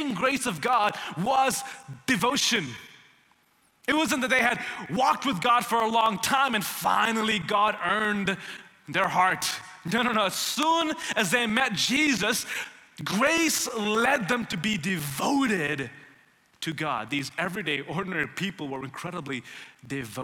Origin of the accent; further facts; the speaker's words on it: India; also born or lived in Tennessee, United States / Houston, Texas, United States; now in Dallas, United States; I grew up in India